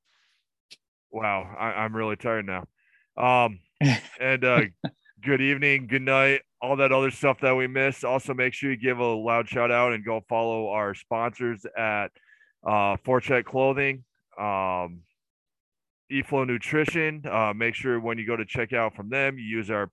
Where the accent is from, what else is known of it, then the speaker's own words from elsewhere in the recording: Massena, New York, United States; in my hometown when I was growing up